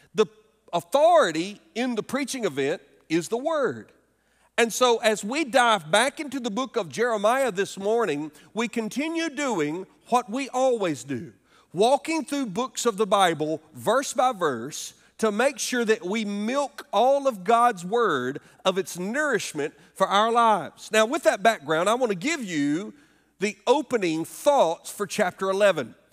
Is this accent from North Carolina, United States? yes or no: no; Alabama, United States; moved away; my home state of Alabama